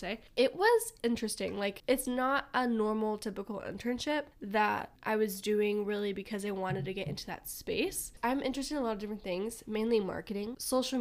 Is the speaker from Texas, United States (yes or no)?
no; Phoenix, Arizona, United States; We're from Phoenix, Arizona